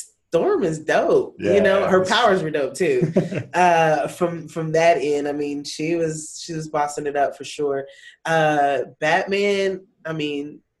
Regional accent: North Carolina, United States; moved away as an adult; now in Tulsa, United States; And I am originally from North Carolina, you know, Tar Heel State, where we hoop.

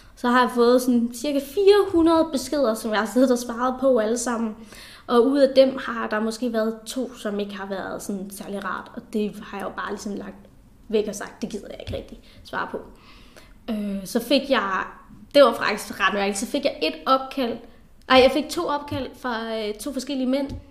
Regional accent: South Funen, Southern Denmark, Denmark; also born or lived in India; jeg er adopteret fra Indien, og kom herop, da jeg var cirka 3,5 år gammel, og, øh, og voksede op på, på Sydfyn

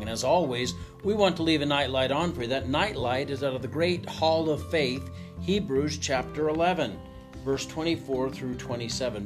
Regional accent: Missouri, United States; I'm from Missouri

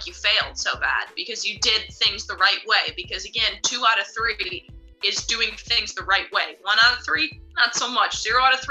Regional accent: United States; I'm an American tennis player

